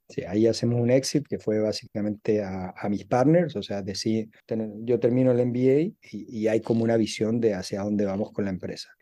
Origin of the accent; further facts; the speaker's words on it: Chile; moved away as an adult; also born or lived in Dubai; soy de Chile, nací, nací y me crié en Chile